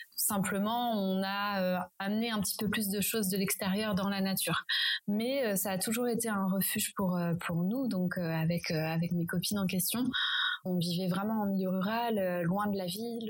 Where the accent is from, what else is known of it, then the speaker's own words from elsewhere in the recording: Champagne Berrichonne, Centre-Val de Loire, France; j'ai grandi en Champagne-Berrichonne